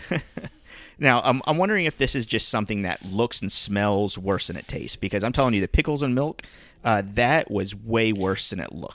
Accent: South Florida, United States; we grew up in South Florida.

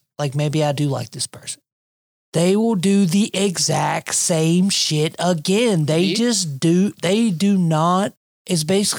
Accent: South Carolina, United States; moved away; I grew up in South Carolina

